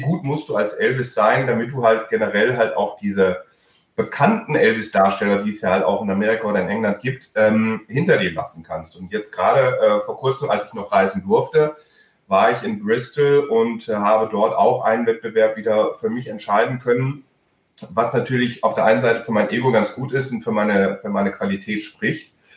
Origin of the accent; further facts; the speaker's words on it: Germany; first language German; Meine Muttersprache ist Deutsch